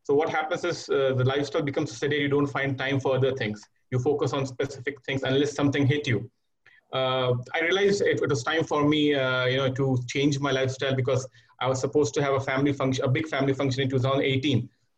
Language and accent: English; India; moved away as an adult; now in Riyadh, Saudi Arabia; I'm an Indian national residing in Riyadh for the past 8 years.